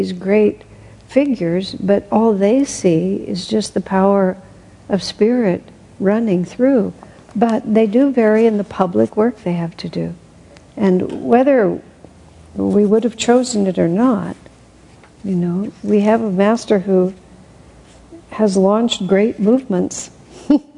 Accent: United States; being an American

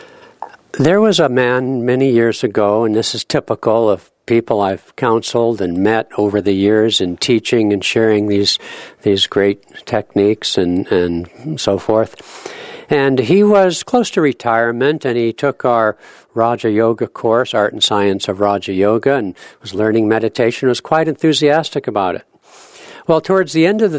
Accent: California, United States; now in Seattle, United States; I'm from California originally

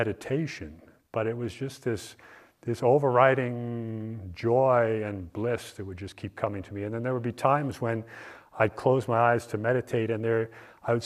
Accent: East Coast, United States; moved away; I grew up on the East Coast

